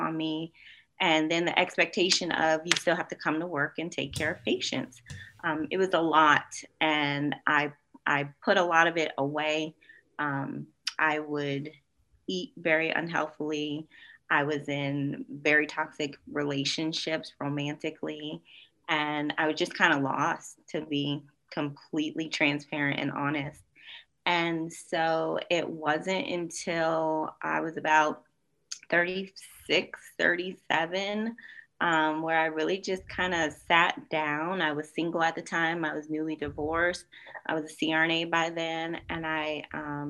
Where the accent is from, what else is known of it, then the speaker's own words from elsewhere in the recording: Springfield, Massachusetts, United States; moved away as an adult; also born or lived in North Carolina; I am originally from Western Massachusetts, Springfield, not Boston